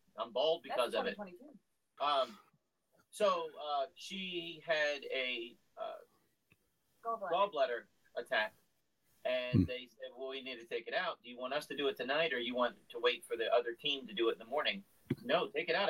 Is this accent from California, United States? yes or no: no; Virginia, United States; we're from Virginia. We say it's the South, but it's kind of borderline.